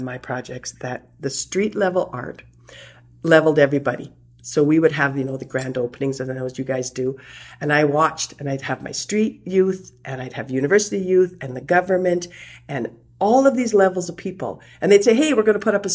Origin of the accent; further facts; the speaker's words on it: Sparwood, British Columbia, Canada; I'm from Sparwood, which was originally a little coal mining town called Michelle Natal.